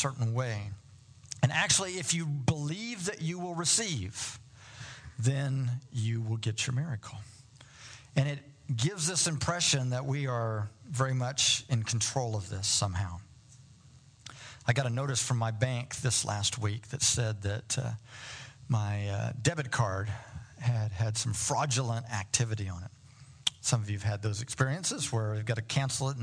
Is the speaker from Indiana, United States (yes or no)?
yes; Indiana, United States; moved away as an adult; I'm from Indiana, so I'm a basketball guy